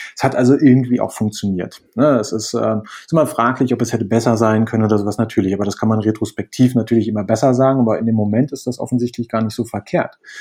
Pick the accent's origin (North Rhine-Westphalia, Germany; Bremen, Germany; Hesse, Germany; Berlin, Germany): Berlin, Germany; moved away as an adult; now in Spain; ich komme ursprünglich aus Berlin, ähm, bin ähm, aber vor anderthalb Jahren nach Spanien gezogen